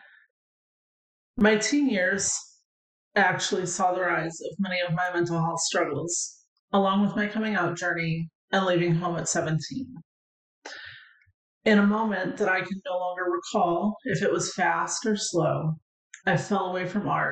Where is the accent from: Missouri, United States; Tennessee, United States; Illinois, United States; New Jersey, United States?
Missouri, United States; St. Louis; when I was a child growing up in St. Louis, Missouri